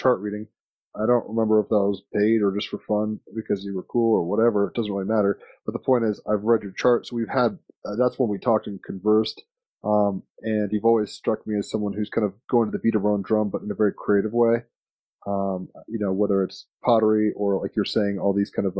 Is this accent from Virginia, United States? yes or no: yes; Richmond, Virginia, United States; I grew up in Richmond, Virginia